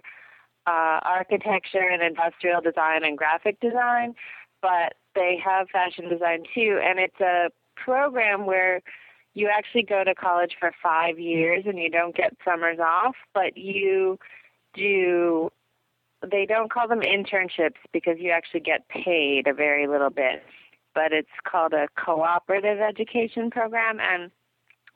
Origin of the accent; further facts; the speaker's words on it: Ohio, United States; moved away; I grew up in Ohio